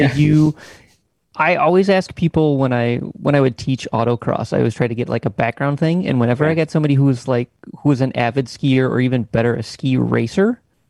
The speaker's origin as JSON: {"language": "English", "region": "Michigan", "country": "United States", "tie": "born or raised there", "moved": "yes", "lives_now": "Texas, United States", "said": "I grew up in Michigan and skied, grew up skiing and all."}